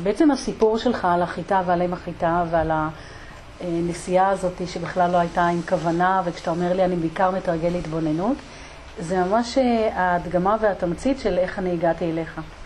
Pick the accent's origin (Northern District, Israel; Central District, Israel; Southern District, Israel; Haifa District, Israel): Northern District, Israel; Degania Bet; אצלנו בדגניה ב'